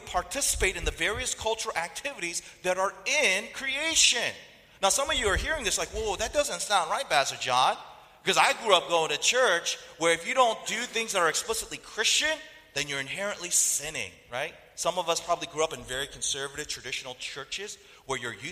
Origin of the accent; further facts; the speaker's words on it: North Carolina, United States; I grew up in North Carolina, and in that culture, it's a very food-oriented culture